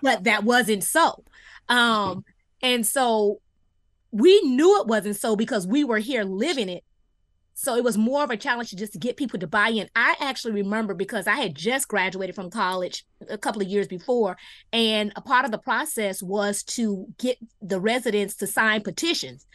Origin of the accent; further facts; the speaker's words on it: Miami Gardens, Florida, United States; I'm a one that grew up in the city